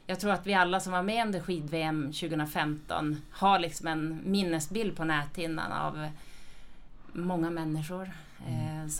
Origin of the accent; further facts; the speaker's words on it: Luleå, Norrbotten County, Sweden; moved away as an adult; now in Dalarna, Sweden; jag är från Luleå.